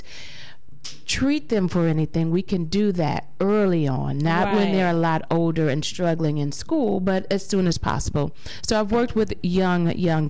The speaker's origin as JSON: {"language": "English", "town": "Cleveland", "region": "Ohio", "country": "United States", "tie": "born or raised there", "said": "born and raised right here in Cleveland, Ohio. I am an Eastsider. I grew up in East Cleveland"}